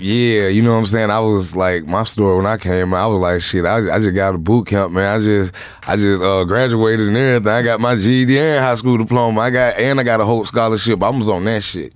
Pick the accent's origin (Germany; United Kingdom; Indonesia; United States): United States; Atlanta, Georgia; I'm from Southside Atlanta